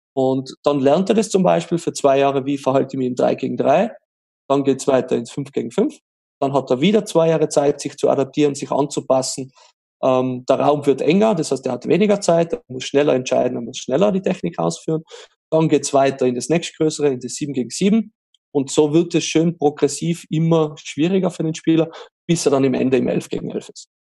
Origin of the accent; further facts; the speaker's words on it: Austria; bei uns in Österreich